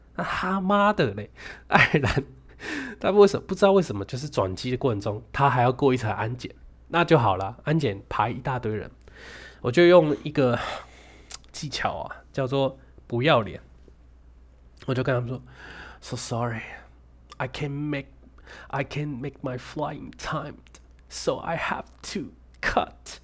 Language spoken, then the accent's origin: Chinese; Taichung, Taiwan; moved away as an adult; now in Ireland; 我是台中人